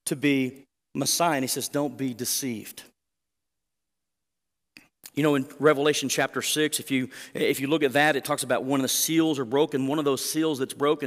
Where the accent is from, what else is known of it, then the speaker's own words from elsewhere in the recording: Southwest Oklahoma, United States; now in Canyon, United States; growing up in Southwest Oklahoma